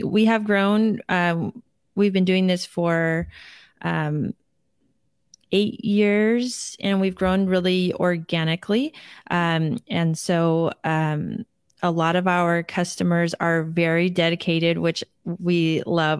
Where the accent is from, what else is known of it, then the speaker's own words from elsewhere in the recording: Seattle, Washington, United States; we grew up in the Seattle area